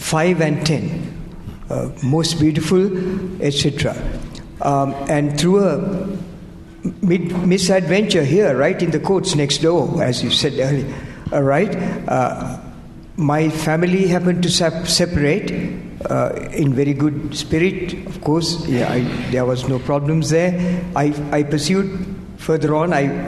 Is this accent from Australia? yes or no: no; United Kingdom; I'm British.